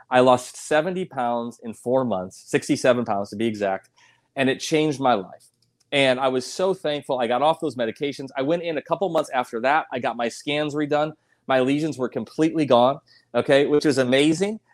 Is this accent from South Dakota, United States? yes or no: yes; South Dakota, United States; moved away; also born or lived in Colorado Springs; I'm from South Dakota originally.